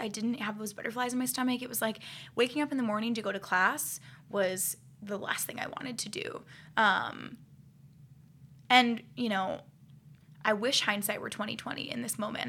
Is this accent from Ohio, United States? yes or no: yes; Akron, Ohio, United States; I grew up in Akron, Ohio